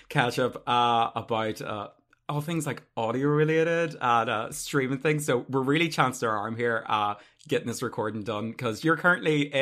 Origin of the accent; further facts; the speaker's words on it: Ireland; maybe it's just my accent. I get that a lot. Do you know what I mean? I'm from North, you know, in Ireland.